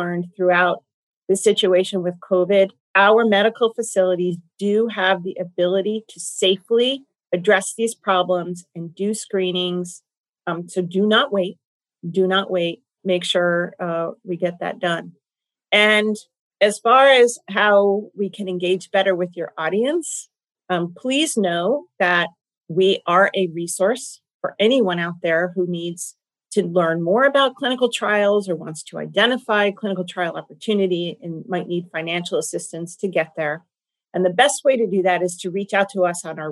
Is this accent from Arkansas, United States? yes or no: no; Golden State Warriors territory, California, United States; I come from Golden State Warrior territory